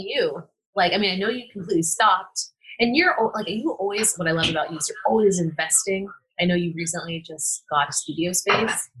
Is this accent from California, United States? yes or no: yes; San Francisco, California, United States; I grew up in San Francisco